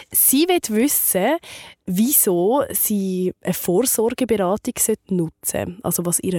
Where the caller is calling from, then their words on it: Zurich, Switzerland; ich komme aus Zürich